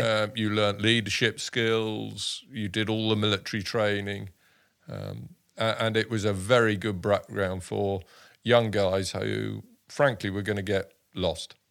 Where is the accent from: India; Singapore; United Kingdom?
United Kingdom; Dorking, South East England; also born or lived in Sussex / Kent; I was born in, uh, Dorking, uh, in Surrey.